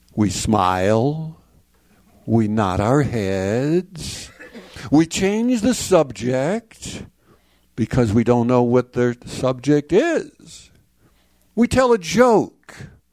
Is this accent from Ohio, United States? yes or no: no; Chicago, Illinois, United States; now in San Antonio, United States; I'm uh, now in San Antonio, Texas. I grew up in Chicago, Illinois.